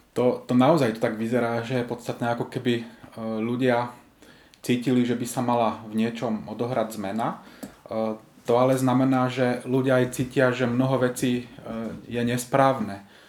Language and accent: Slovak; Slovakia; pochádzam zo Slovenska